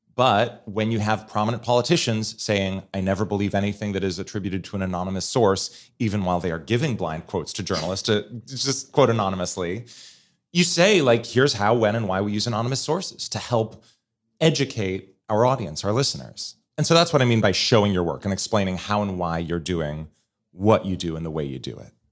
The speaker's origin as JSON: {"language": "English", "town": "Portland", "region": "Oregon", "country": "United States", "tie": "born or raised there", "also_born_or_lived": "Fargo, North Dakota", "moved": "as an adult", "lives_now": "Washington, D.C., United States", "said": "when I was eight, my family moved to Portland, Oregon"}